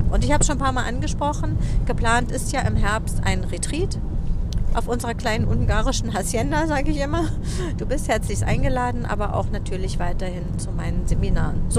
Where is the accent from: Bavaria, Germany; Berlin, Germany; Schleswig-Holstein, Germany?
Berlin, Germany; Ich bin ja auch im Westteil von Berlin aufgewachsen.